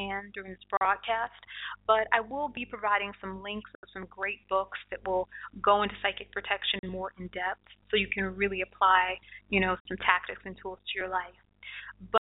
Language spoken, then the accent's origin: English; Detroit, Michigan, United States; that's my hometown.